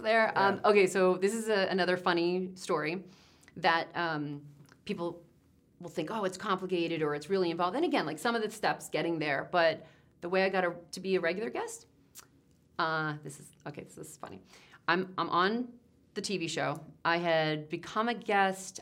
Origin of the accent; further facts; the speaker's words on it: New Jersey, United States; I'm from Jersey